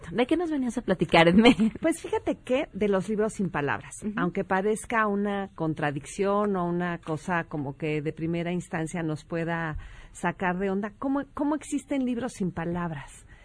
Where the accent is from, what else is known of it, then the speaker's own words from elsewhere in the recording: Mexico; Bueno, te puedo decir que ya en, este, este, tono de palabras, sí, siendo mexicano